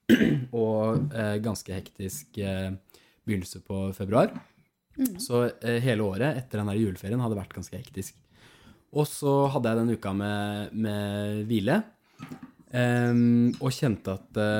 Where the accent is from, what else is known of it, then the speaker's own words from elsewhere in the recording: Buskerud, Norway; For jeg er jo fra Hallingdal